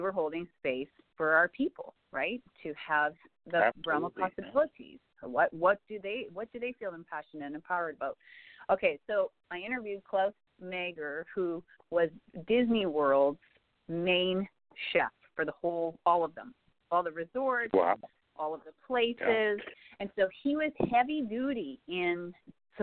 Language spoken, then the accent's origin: English; Saskatchewan, Canada; I grew up in Saskatchewan